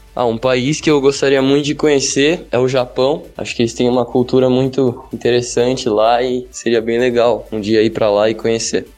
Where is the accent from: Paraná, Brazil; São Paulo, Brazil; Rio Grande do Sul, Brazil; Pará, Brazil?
São Paulo, Brazil; São Bernardo do Campo; sou de São Bernardo do Campo, São Paulo